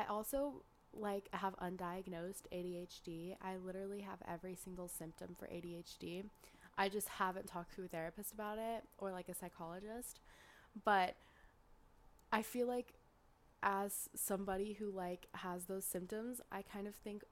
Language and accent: English; Northern California, United States; accent: Northern California; my Northern California accent